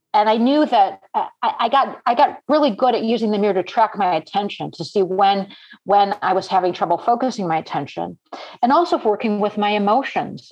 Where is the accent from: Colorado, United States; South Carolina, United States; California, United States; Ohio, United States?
Ohio, United States; Cleveland; moved away as an adult; now in New York, United States; I grew up in Cleveland